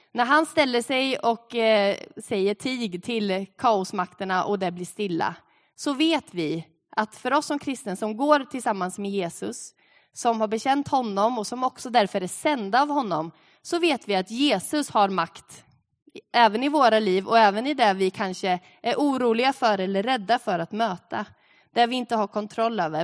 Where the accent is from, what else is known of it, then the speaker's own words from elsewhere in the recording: Sweden; som svenskar levande här på tvåtusentalet